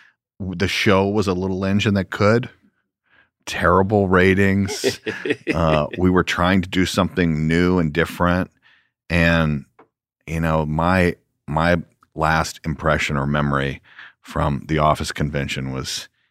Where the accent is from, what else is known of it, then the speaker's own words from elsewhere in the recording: Georgia, United States; now in California, United States; I'm a guy from Georgia that now lives in California